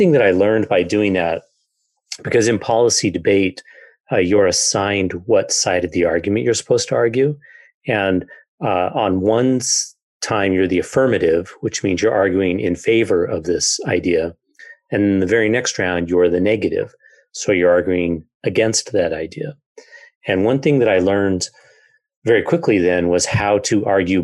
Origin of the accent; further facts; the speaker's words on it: Idaho Falls, Idaho, United States; I grew up in Idaho Falls